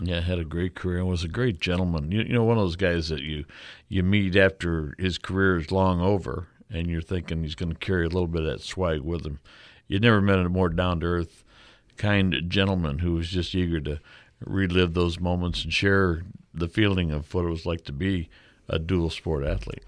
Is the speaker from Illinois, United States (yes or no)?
yes; Illinois, United States; my hometown, Illinois